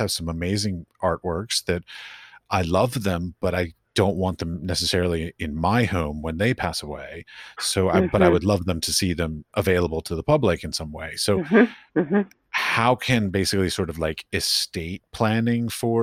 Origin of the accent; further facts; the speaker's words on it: Washington, District of Columbia, United States; I grew up in Washington, D.C., and when I was in high school